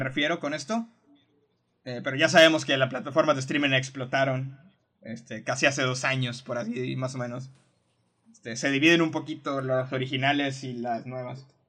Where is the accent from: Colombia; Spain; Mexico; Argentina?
Mexico; Algo que tenemos los mexicanos